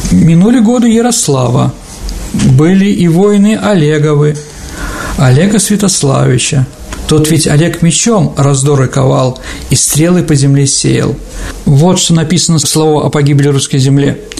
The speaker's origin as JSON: {"language": "Russian", "town": "Pereslavl-Zalessky", "region": "Yaroslavl Oblast", "country": "Russia", "said": "Я из Переславля. Все «О!» должны, да, кричать."}